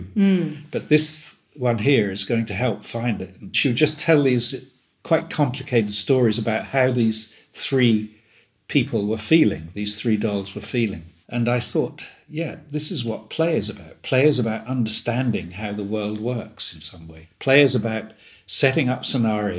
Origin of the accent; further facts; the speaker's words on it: Woodbridge, East of England, United Kingdom; where I grew up in Suffolk, we had a lot of American air bases around us, three within 5 miles of my town.